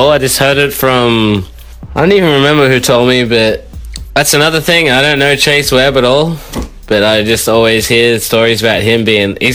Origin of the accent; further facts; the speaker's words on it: Montreal, Quebec, Canada; I do. I grew up in Montreal.